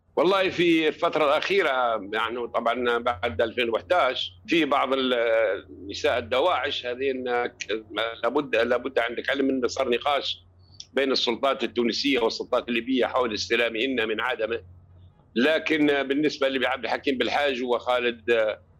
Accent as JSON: {"language": "Arabic", "town": "Tripoli", "region": "Tripoli District", "country": "Libya", "said": "عندنا في طرابلس"}